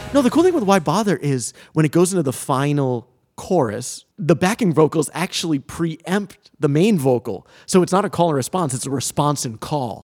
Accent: Coventry, Rhode Island, United States; we live in Rhode Island, I grew up in Rhode Island.

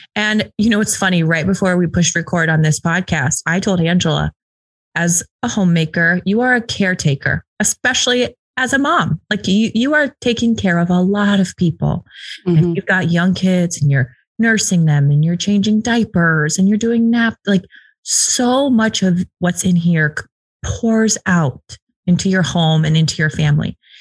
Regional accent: the West, United States; I'm from the West

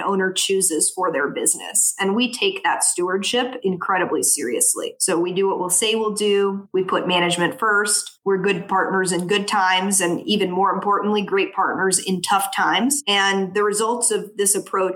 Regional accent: New Orleans, Louisiana, United States; moved away as an adult; also born or lived in New York City / West Palm Beach, Florida; now in South Florida, United States; growing up in New Orleans with a healthcare family and background

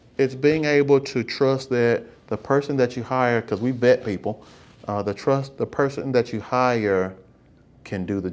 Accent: Birmingham, Alabama, United States; also born or lived in Montgomery, Alabama; I grew up in Birmingham

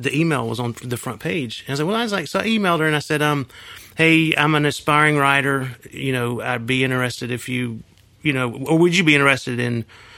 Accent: Union City, Georgia, United States; also born or lived in Coweta County, Georgia; I grew up in Union City, which is south of Atlanta

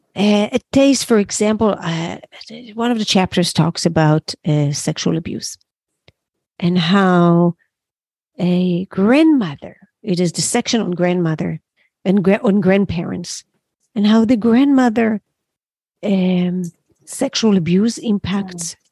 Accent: Israel; moved away as an adult; now in New York City, United States; that's where I was born

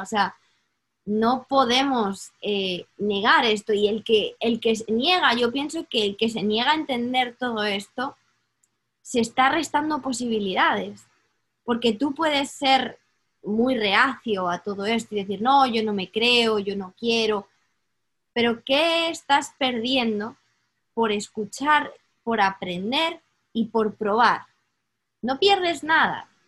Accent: Spain; moved away; yo crecí en España

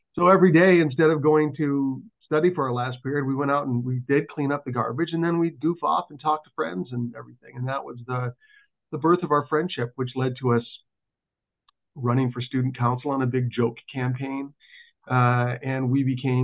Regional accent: Thunder Bay, Ontario, Canada; also born or lived in Ann Arbor, Michigan; When I was 8 years old, I moved from Ann Arbor, Michigan to Thunder Bay, Ontario.

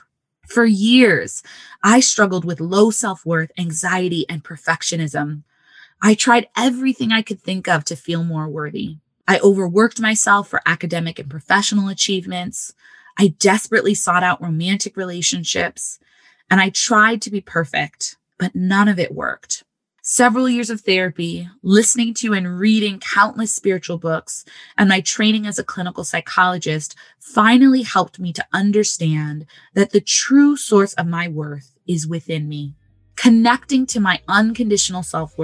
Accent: Southern California, United States; now in Chicago, United States; I'm from Southern California, and now I live in Chicago, the Windy City, with my fiance

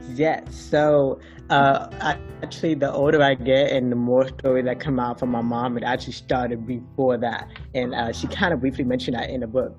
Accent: South Florida, United States; We were living in sunny South Florida.

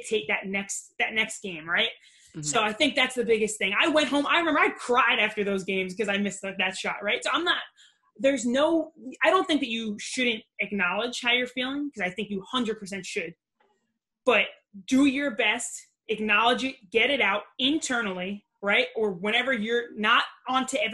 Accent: Long Island, New York, United States; also born or lived in Brooklyn; I grew up in Long Island

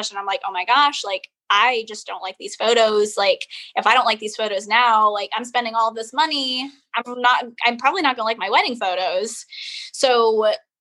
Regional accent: Waterford, Michigan, United States; moved away as an adult; now in Charleston, United States; the town that I'm from is called Waterford

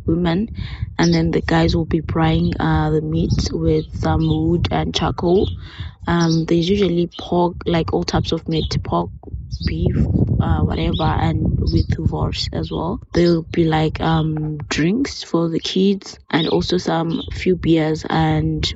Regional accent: South Africa; from South Africa. We call barbecue over here braai

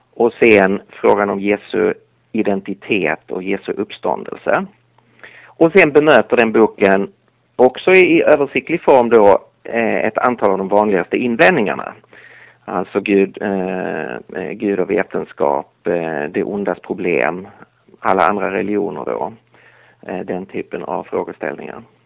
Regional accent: Lund, Skåne, Sweden; accent: Skåne dialect; moved away as an adult; now in Stockholm, Sweden; Nu är jag inte från Galileen utan från Skåne. Så jag kommer från Lund

